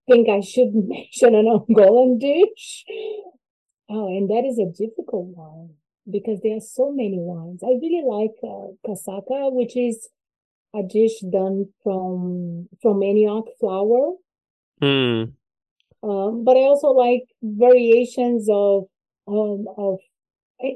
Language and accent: English; Brazil; I'm from Brazil